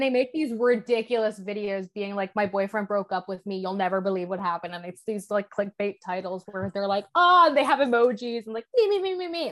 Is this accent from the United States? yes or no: no; Ireland; I'm Irish